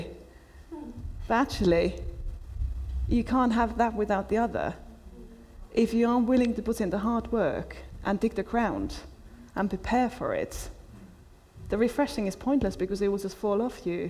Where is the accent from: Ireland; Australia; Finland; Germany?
Finland; now in United Kingdom; I was brought up in Finland where everybody is punctual